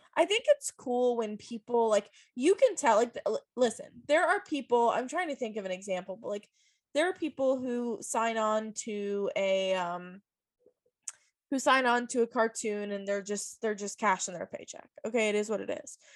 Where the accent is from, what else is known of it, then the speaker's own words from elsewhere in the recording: Virginia Beach, Virginia, United States; I grew up in Virginia Beach